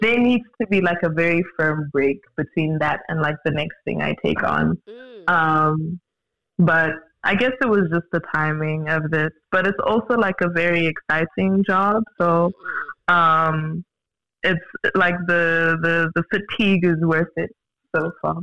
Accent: Johannesburg, Gauteng, South Africa; born and bred in Joburg, definitely currently based in um, South Africa.

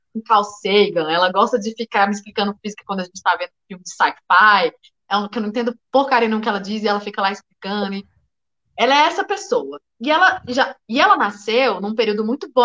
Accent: Brasília, Federal District, Brazil; also born or lived in Goiânia, Goiás; eu nasci em Goiânia, mas vim para Brasília muito cedo. Nunca morei no plano piloto

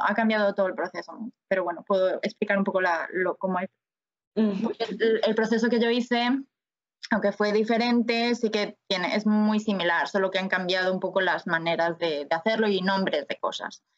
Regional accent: A Coruña, Galicia, Spain; moved away as an adult; also born or lived in Paris, France / Mallorca, Spain; now in Vancouver, Canada; soy de La Coruña

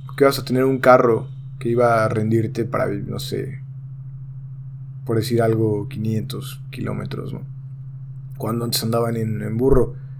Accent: Mexico; hablo en mi país que es México

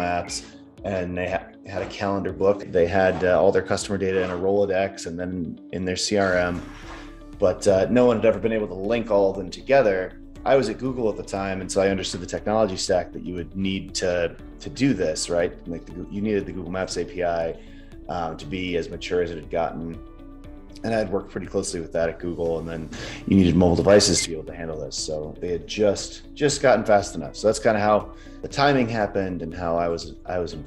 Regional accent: Midwest, United States; moved away as an adult; also born or lived in Wisconsin / San Francisco, California / Los Angeles, California; now in Utah, United States; I grew up in the Midwest and went to the University of Wisconsin

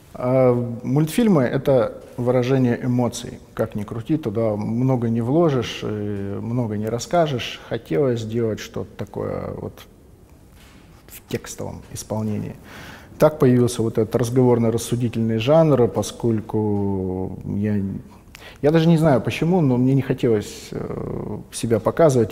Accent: Vladivostok, Primorsky Krai, Russia; Я из Владивостока, в Владивостоке родился, в Владивостоке живу, в Владивостоке учился

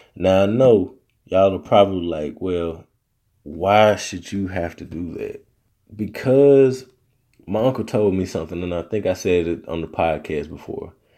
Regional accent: Arkansas, United States; accent: Southern; moved away as an adult; now in Texas, United States

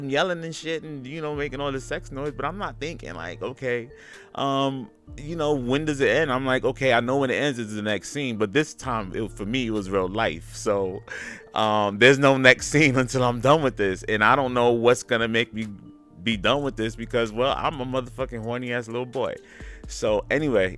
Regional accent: New York City, New York, United States; I'm from Gowanus Projects.

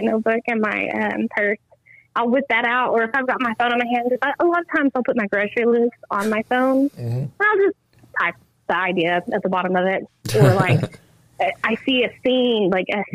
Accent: Idabel, Oklahoma, United States; I am originally from Idaho, Oklahoma. I went to school at Hayworth in small, tiny, tiny town

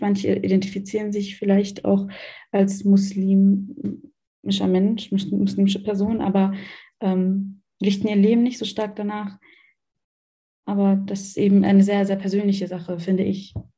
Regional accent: Germany; Ich bin in Deutschland geboren und aufgewachsen

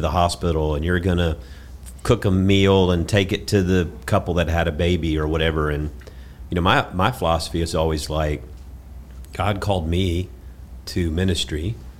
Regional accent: Georgia, United States; you know, we're from South Georgia.

